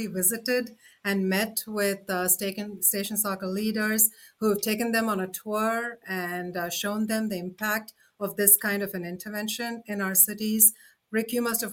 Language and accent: English; India; moved away; I come from India